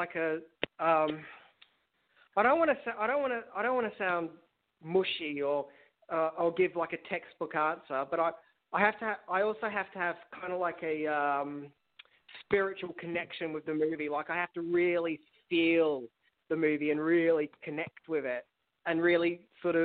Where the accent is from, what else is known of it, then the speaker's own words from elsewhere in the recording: Australia; accent: Australian; I'm a full Australian bogan when I'm confident.